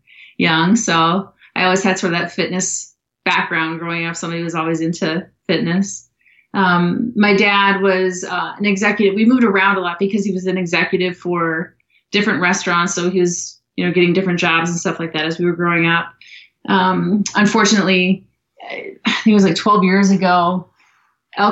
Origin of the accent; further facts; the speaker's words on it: Minnesota, United States; moved away as an adult; now in Austin, United States; I was born in Minnesota and did most of my growing up in Minnesota